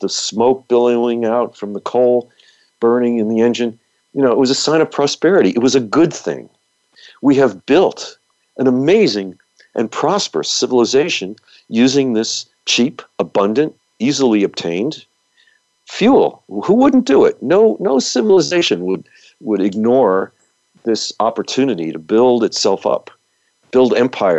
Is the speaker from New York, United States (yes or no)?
yes; New York, United States; now in California, United States; the area that I grew up in New York